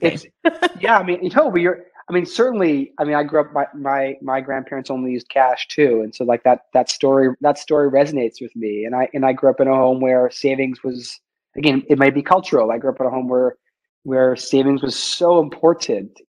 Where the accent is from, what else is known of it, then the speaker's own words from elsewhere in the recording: Vancouver, British Columbia, Canada; moved away; also born or lived in Montreal / Toronto; I'm a Canadian. I grew up in Vancouver, went to McGill